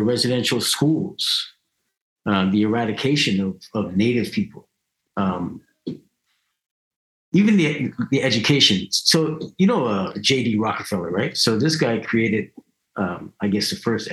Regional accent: Canada; I'm happy that I'm born here. You know, I'm glad that I was raised here. You know, it's cool growing up in Canada

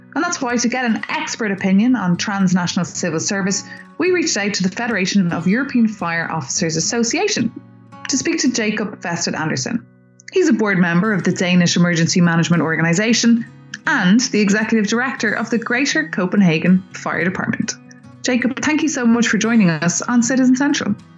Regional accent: Ireland; now in Brussels, Belgium; I'm an Irish reporter in Brussels.

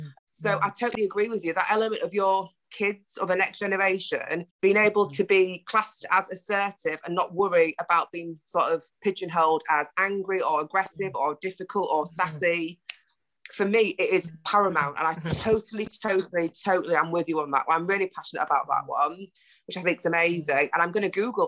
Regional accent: Ghana; Like I say, we're already Ghanaian sisters, but I just love you.

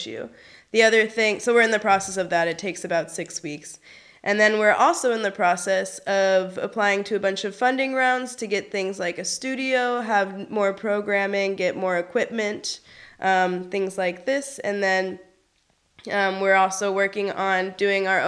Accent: United States; now in Berlin, Germany; I'm American

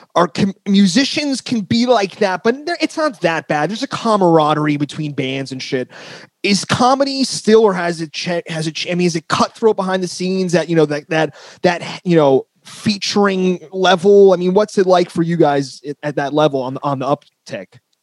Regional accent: northern New Jersey, United States; I'm from New Jersey, northern. I'm from where they filmed The Sopranos.

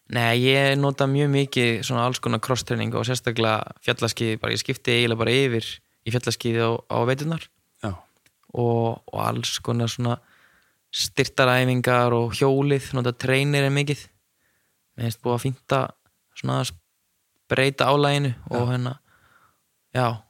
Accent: Neskaupstaður, Eastern Region, Iceland; now in Akureyri, Iceland; ég er frá Neskustad og var alltaf í fókbólta

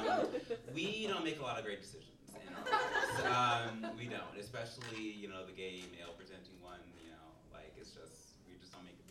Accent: United States; moved away as an adult; now in Chicago, United States; I'm actually not from Chicago, I'm from Maryland

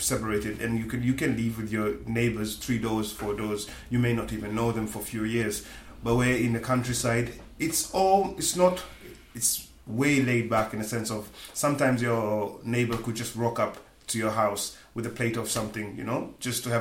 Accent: Tanzania; moved away as an adult; also born or lived in United Kingdom; now in West Cork, Ireland; in the Equatorial region where I am from, Tanzania

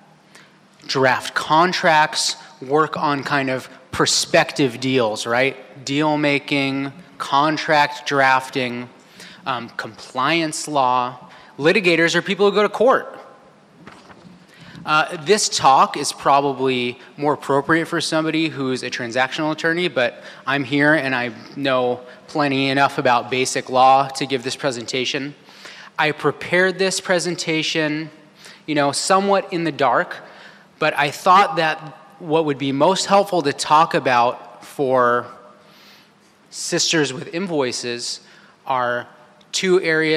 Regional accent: Santa Cruz, California, United States; moved away as an adult; also born or lived in San Francisco, California; now in Los Angeles, United States; I'm from Santa Cruz, California.

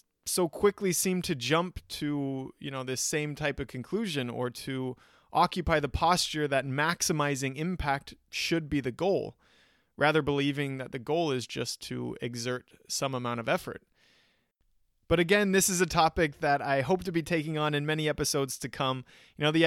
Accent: United States; being an American

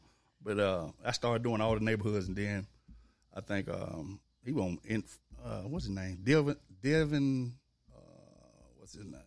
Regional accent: Memphis, Tennessee, United States; also born or lived in Olive Branch, Mississippi; growing up in Memphis

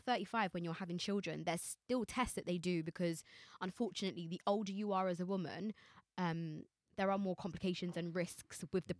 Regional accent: Jamaica; I'm Jamaican

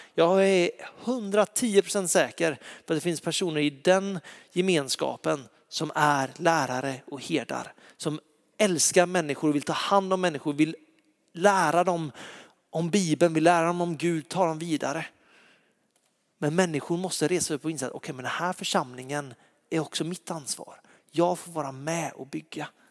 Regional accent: Lysekil, Västra Götaland, Sweden; jag är uppväxt i Lysekil, i en fantastisk församling

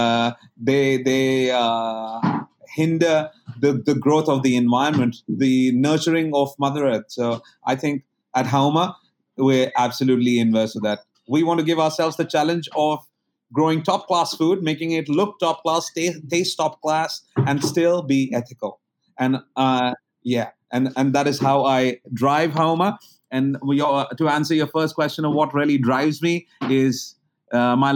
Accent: India; moved away as an adult; now in Thailand; I come from India. I was raised in delicious food being cooked by my mom and my grandmother. Well, I come from a very small town.

